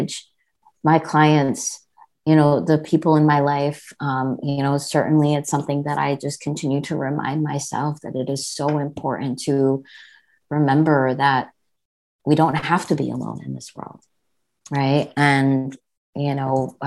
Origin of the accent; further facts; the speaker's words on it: New Jersey, United States; I was born and brought up in New Jersey. And so I grew up in a kind of predominantly white suburb